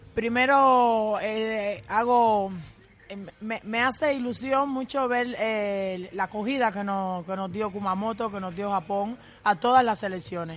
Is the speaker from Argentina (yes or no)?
no; Cuba; las cubanas somos atrevidas